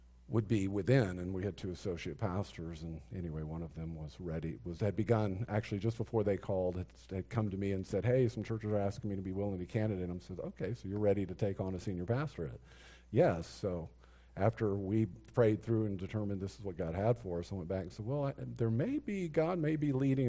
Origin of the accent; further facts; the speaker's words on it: Texas, United States; I grew up in Texas